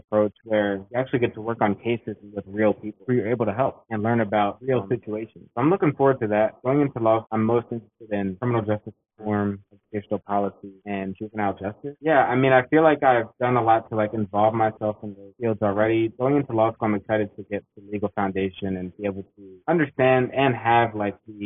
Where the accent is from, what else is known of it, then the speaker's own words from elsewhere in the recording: Annapolis, Maryland, United States; Sura Sona, who I grew up with in Annapolis, Maryland